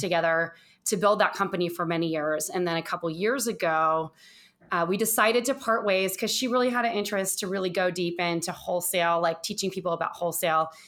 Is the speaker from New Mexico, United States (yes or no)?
no; Orange County, Southern California, United States; moved away as an adult; also born or lived in Los Angeles / San Francisco / New York / East Coast; now in Phoenix, Arizona, United States; I was born in Southern California, in Orange County